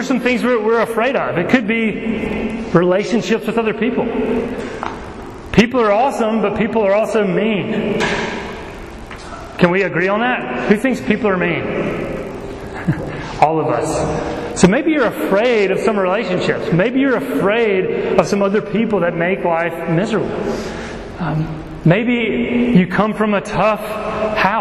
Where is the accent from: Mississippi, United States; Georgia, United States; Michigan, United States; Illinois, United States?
Mississippi, United States; Laurel; I grew up in Laurel, Mississippi